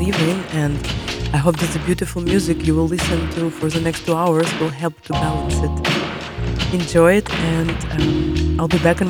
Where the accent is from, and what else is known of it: Kyiv, Ukraine